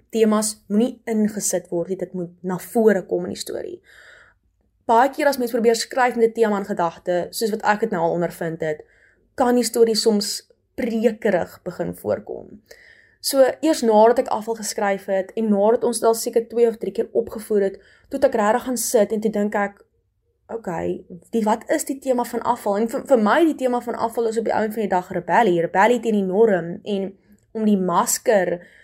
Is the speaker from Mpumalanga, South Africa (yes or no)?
no; Hopefield, West Coast, Western Cape, South Africa; also born or lived in Stellenbosch; Ek kom van Hopeville Taal, 'n klein dorp in die Weskus.